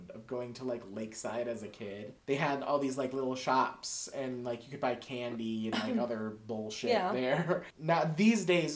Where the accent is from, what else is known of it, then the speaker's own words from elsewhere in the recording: Slovenia; I'm Slovenian, which is close to Bulgaria